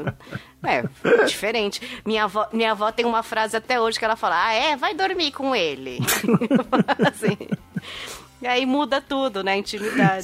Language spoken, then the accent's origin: Portuguese; ABC region, São Paulo, Brazil; eu sou daqui da região do ABC e minha, minha família do outro lado é toda do interior de São Paulo